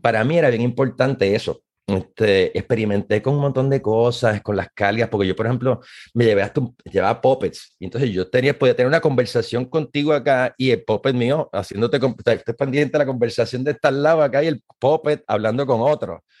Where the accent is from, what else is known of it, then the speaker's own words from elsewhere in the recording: Puerto Rico; moved away as an adult; now in Maryland, United States; Como muchos puertorriqueños